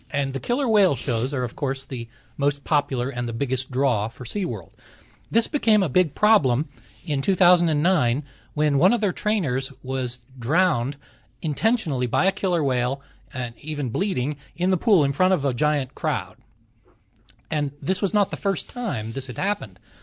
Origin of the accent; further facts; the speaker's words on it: Los Angeles, California, United States; I grew up in Los Angeles.